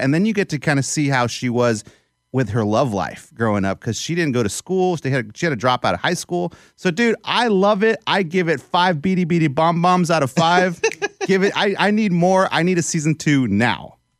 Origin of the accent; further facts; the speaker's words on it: South Texas, United States; the Hispanic in me who grew up in South Texas, just three hours south of Corpus Christi